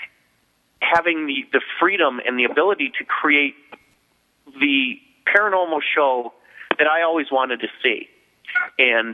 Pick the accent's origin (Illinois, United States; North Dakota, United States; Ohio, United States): Illinois, United States; Chicago; accent: Chicago; I make fun of my Chicago accent too